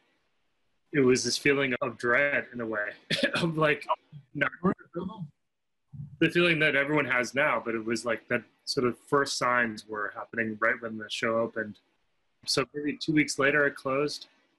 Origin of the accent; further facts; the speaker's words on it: Cleveland, Ohio, United States; In Cleveland, Ohio.